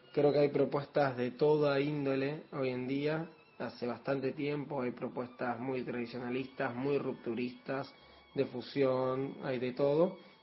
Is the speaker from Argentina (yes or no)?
yes; Trelew, Chubut, Argentina; also born or lived in La Plata; now in Buenos Aires, Argentina; Soy oriundo de Chubut, de Treleu y radicado en Capital Federal